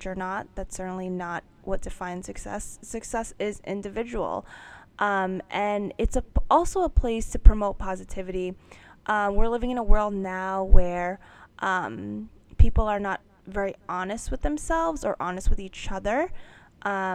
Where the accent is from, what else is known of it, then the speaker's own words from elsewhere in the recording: New York, United States; I'm born and raised in New York